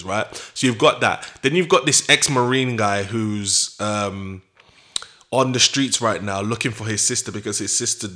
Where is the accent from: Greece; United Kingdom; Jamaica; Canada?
Jamaica; as a Jamaican